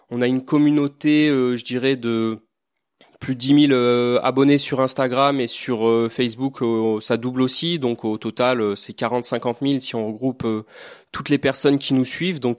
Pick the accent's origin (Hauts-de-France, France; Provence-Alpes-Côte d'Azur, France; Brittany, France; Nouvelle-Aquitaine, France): Provence-Alpes-Côte d'Azur, France; Toulon; je suis du Var, en effet. Donc, euh, de hier, j'ai découvert le milieu marin euh, en allant à Porquerolles, Porquerolles, et aussi en, en plongeant dans des zones beaucoup moins raffinées, comme les ports à Toulon.